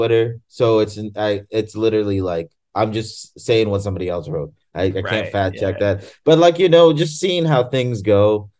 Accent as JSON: {"language": "English", "country": "Tanzania", "said": "And I'm from Tanzania, which is right next to Kenya."}